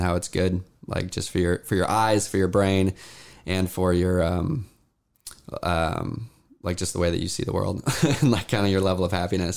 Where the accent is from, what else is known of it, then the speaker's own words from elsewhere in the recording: Issaquah, Washington, United States; we're in Washington and this is where I grew up. I grew up in Issaquah